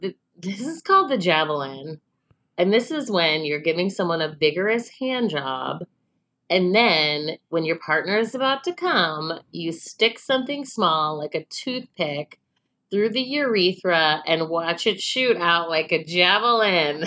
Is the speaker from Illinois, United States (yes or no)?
yes; Chicago, Illinois, United States; we're from Chicago